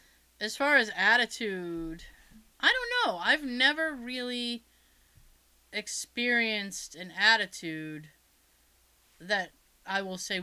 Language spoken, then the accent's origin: English; New England, United States; accent: New England; also born or lived in Wareham, Massachusetts; I'll say New York because I think my New England accent could possibly pass for a New Yorker.